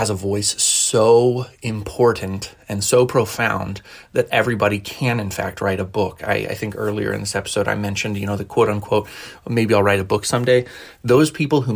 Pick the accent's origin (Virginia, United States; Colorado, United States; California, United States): Colorado, United States; I was born in Colorado, raised in Colorado